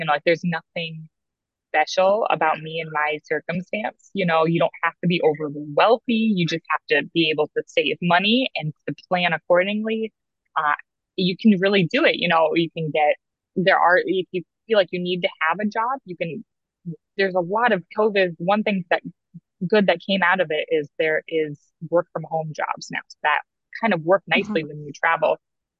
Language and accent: English; Davenport, Iowa, United States; moved away; growing up in Davenport, Iowa